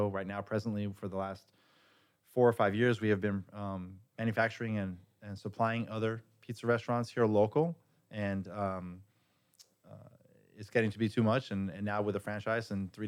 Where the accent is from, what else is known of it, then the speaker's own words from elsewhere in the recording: El Paso, Texas, United States; growing up in El Paso, Texas